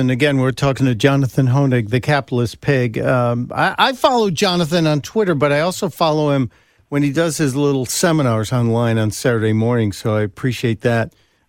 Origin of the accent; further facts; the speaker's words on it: Chicago, Illinois, United States; I am here in my hometown, the main line of Mid-America, Chicago, Illinois.